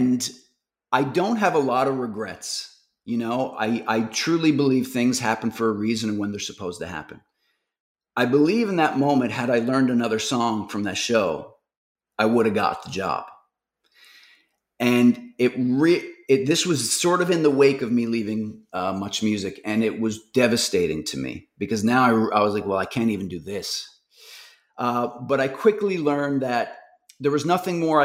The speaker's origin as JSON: {"language": "English", "region": "Newfoundland and Labrador", "country": "Canada", "said": "I'm from Newfoundland."}